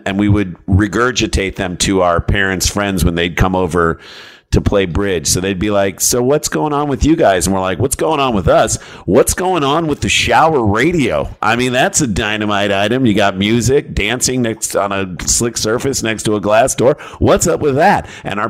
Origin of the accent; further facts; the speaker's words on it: St. Louis, Missouri, United States; We grew up in St. Louis, Missouri.